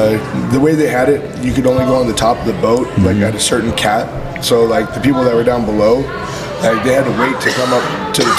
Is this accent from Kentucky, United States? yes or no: no; Boulder City, Nevada, United States; moved away as an adult; also born or lived in Texas; Came back to my roots. I grew up right outside of Las Vegas in a little town called Boulder City. It's like where Hoover Dam's at.